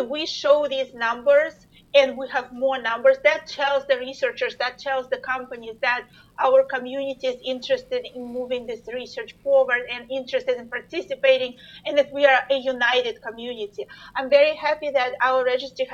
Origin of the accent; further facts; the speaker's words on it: Russia; moved away; I'm originally from Russia, so we've connected with the Russian community